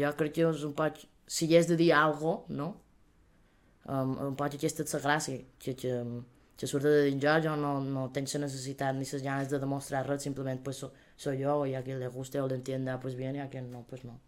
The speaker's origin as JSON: {"language": "Catalan", "town": "Manacor", "region": "Balearic Islands", "country": "Spain", "said": "som de Manacor, important que som de Manacor"}